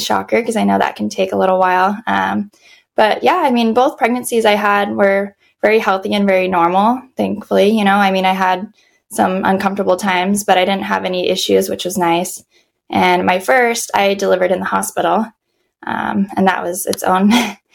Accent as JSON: {"language": "English", "town": "Las Vegas", "region": "Nevada", "country": "United States", "tie": "born or raised there", "moved": "yes", "lives_now": "San Diego, United States", "said": "I was originally born and raised in Vegas"}